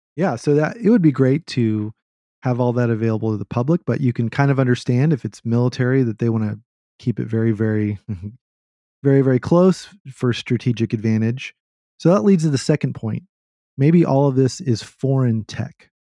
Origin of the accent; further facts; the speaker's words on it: Texas, United States; accent: Texan; my Texan accent